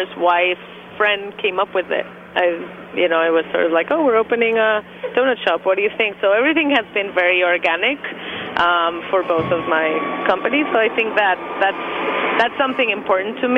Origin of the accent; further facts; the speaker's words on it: Mexico; now in New York, United States; I'm from Mexico. So we didn't really grow up with donuts the way that most Americans did.